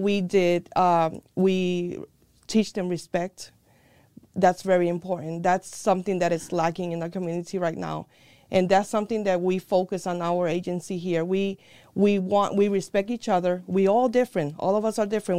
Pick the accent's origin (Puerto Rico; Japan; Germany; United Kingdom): Puerto Rico; also born or lived in New York, United States; now in United States; I was born in here in the United States in New York, but I was a very early age uh, taken to or sent to Puerto Rico. That's where my grandparents and my mom's parents were. Um, I went through school there as well